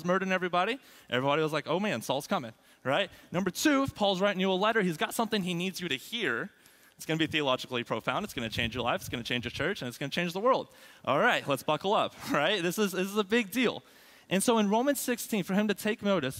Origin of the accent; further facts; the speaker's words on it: Abilene, Texas, United States; also born or lived in Lubbock; Abilene, my hometown